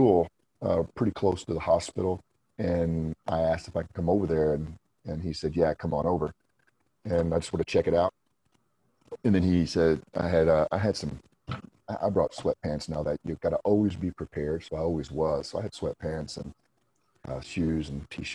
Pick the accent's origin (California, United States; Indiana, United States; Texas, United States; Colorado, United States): Indiana, United States; I went to Indiana University in my home state that I lived in Indiana